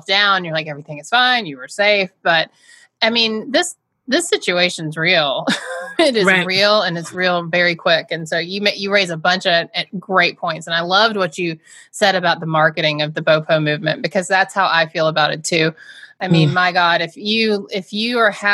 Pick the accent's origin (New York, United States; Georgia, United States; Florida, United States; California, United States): Georgia, United States; now in Massachusetts, United States; I'm from Georgia